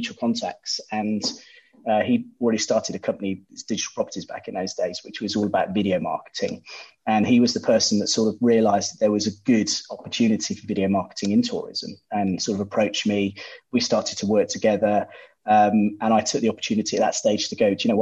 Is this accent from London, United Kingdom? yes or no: no; Bristol, South West England, United Kingdom; also born or lived in Poole; Back in Bristol, my hometown